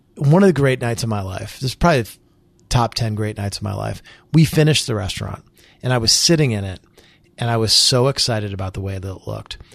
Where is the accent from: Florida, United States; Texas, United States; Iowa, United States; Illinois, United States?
Illinois, United States; Springfield; moved away as an adult; I moved back to my hometown.